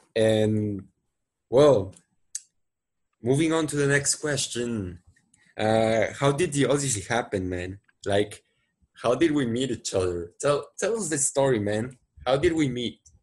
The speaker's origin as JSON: {"language": "English", "town": "Monterrey", "region": "Nuevo León", "country": "Mexico", "tie": "born or raised there", "second_language": "English", "said": "so I was born here in Monterrey, Mexico. Uh, I really like my city and I'm living here right now. Basically, I've been living here most of my lives."}